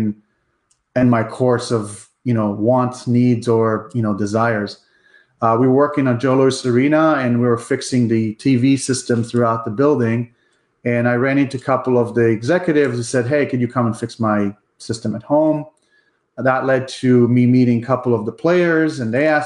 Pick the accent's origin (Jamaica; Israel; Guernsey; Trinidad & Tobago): Israel; Haifa District; moved away as an adult; now in Michigan, United States; So I grew up in Israel. I was born in Israel. I spent my, my early years, I guess, until the age of 24. So I grew up in a kibbutz in Israel outside of Haifa